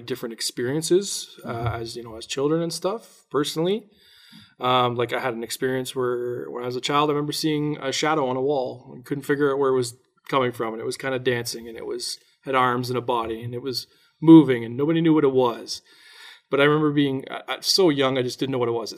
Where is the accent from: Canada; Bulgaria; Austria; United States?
Canada; Durham Region, Ontario; we're from the Durham region. Oshawa, Whippy, Ajax, that area on the other side of Toronto.